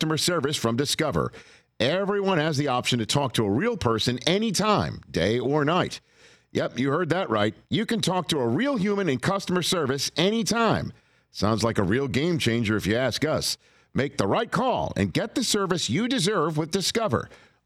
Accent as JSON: {"language": "English", "town": "New York City", "region": "New York", "country": "United States", "tie": "born or raised there", "said": "growing up in Staten Island, New York"}